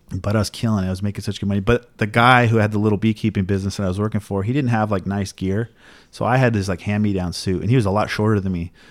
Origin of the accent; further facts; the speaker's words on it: Oceanside, California, United States; Oceanside, where I grew up, was, like, a murder capital of, like, the state or something for a while.